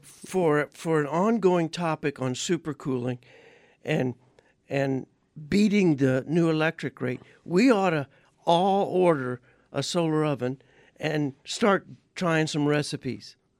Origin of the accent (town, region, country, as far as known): Louisiana, United States; born or raised there; now in Arizona, United States